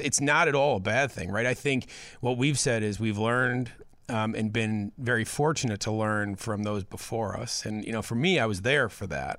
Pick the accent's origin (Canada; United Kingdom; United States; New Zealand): United States; Hinsdale, Illinois; I grew up in Hinsdale